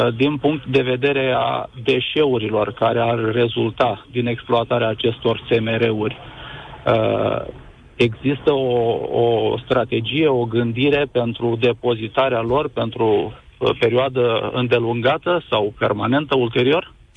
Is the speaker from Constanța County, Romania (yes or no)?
yes; Cernavodă, Constanța County, Romania; sunt din Cernavodă, trăiesc cu familia aici